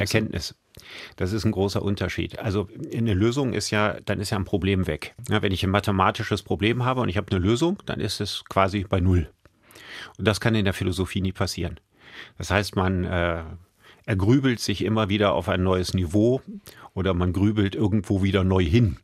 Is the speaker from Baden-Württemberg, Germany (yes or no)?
no; Solingen, North Rhine-Westphalia, Germany; now in Düsseldorf, Germany; Ich hab den aber in Solingen gemacht. Also da, wo ich aufgewachsen bin